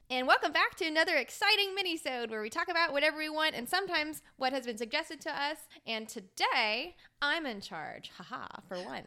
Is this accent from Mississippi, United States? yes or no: yes; South Mississippi, United States; I am from South Mississippi that's right, right, right next to, like, minutes from Louisiana